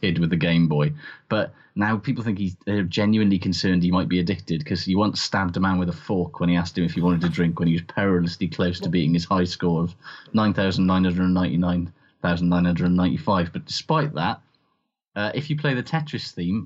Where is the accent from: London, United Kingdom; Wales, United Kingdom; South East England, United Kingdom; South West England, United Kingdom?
Wales, United Kingdom; Welsh; as a Welsh person